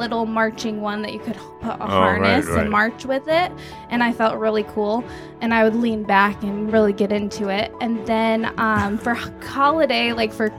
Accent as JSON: {"language": "English", "town": "Oregon", "region": "Ohio", "country": "United States", "tie": "born or raised there", "also_born_or_lived": "Arkansas", "said": "just over the river in Oregon, Ohio"}